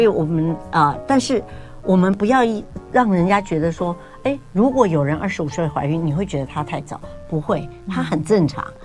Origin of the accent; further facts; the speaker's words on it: Taiwan; 我们台湾这边